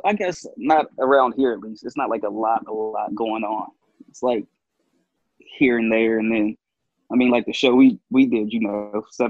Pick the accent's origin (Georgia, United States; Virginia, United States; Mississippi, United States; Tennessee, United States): Virginia, United States; Nelson County, Central; Nelson County, Central Virginia. So it's right outside of Charlottesville.